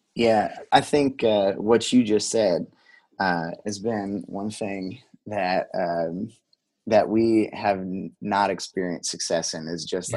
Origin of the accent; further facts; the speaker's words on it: the Delphi / Logansport area, Indiana, United States; also born or lived in Colorado; I grew grown up and uh, you know was raised in the area, so and Delphi and Logan'sport Sport are just right down the road from each other